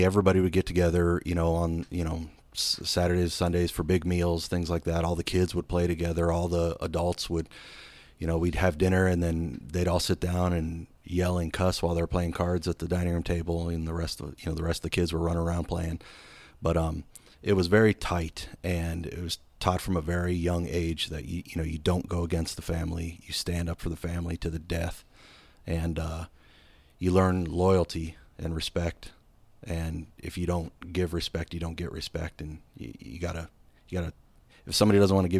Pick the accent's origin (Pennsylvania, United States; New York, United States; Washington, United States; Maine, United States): Pennsylvania, United States; Erie; Yeah, I grew up in Erie, Pennsylvania, and my neighborhood was called Little Italy, and it was a bunch of, you know, either first, second, third, fourth generation Italian immigrants